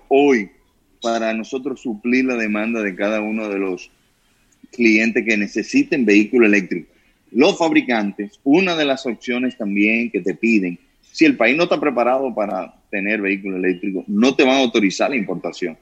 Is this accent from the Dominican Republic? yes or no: yes; Dominican Republic; los dominicanos somos especiales